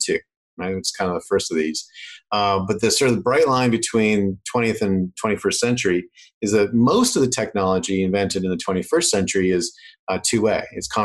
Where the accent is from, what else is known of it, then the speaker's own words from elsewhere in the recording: Canada; accent: Canadian; I actually have lost a lot of my Canadian accent, and my girlfriend's from Manhattan, so I'm actually losing a bit more rapidly now